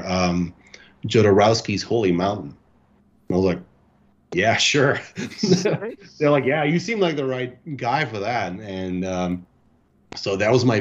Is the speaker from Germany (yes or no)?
yes; Germany; moved away as an adult; now in United States; I was born and raised in Germany. I've been living in the States for, I think, like 9 years now